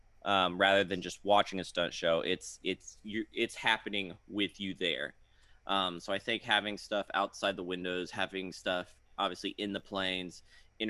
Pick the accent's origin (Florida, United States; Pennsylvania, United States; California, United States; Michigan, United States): Florida, United States; I grew up in Florida